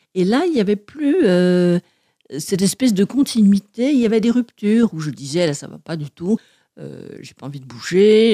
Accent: Martinique; now in Paris, France; je suis née en Martinique et je revendique bien mes racines, même si je n'y vais pas très souvent.

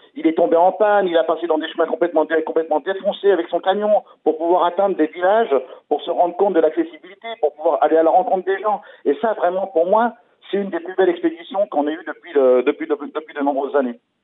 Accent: France; chez nous en France

